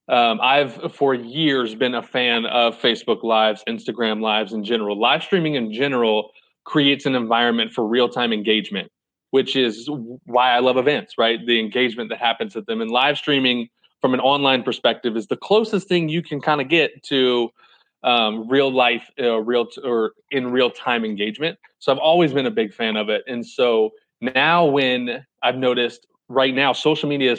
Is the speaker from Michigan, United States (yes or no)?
no; 20 minutes from Chesapeake, Virginia, United States; I'm from like 20 minutes down there.